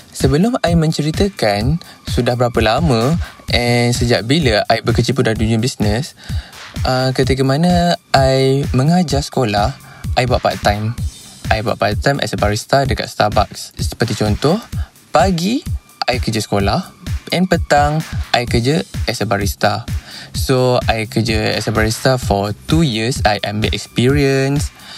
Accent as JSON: {"language": "Malay", "town": "Puchong", "region": "Selangor", "country": "Malaysia", "said": "saya berasal daripada Puchong"}